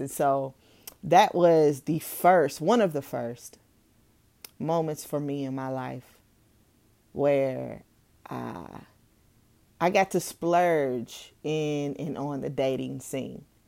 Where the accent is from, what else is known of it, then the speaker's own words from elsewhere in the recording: Owensboro, Kentucky, United States; also born or lived in Louisville, Kentucky; moving back to my hometown, Owensboro, Kentucky, at the age of nine going on ten